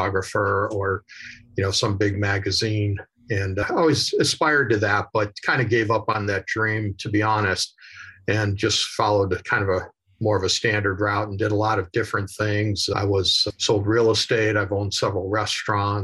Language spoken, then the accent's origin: English; Chicago, Illinois, United States; moved away as an adult; also born or lived in Southern California; I'm originally from Chicago